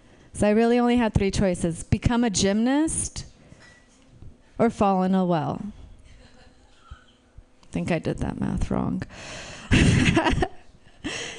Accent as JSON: {"language": "English", "country": "Romania", "tie": "born or raised there", "moved": "yes", "said": "I was born in Romania."}